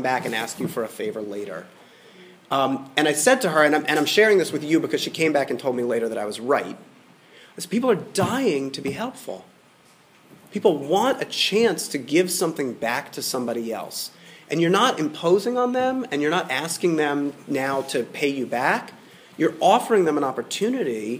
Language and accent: English; Atlanta, Georgia, United States; as a boy growing up in Midtown Atlanta